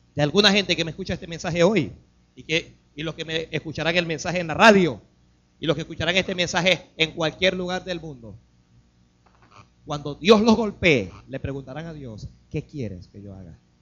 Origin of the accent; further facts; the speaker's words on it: Panama; Nacimos en Panamá